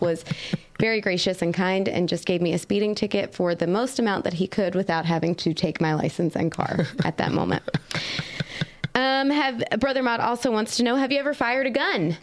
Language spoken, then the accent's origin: English; North Carolina, United States; moved away; my hometown in North Carolina